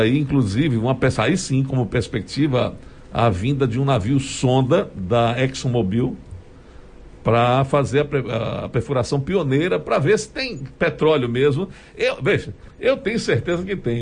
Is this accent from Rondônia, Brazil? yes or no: no; Sergipe, Brazil; sou sergipano, amo o meu estado